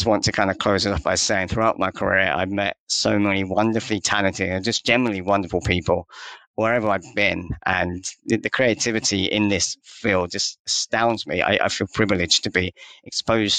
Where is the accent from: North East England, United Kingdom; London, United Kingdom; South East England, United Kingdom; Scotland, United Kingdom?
London, United Kingdom; also born or lived in Leeds; I grew up in London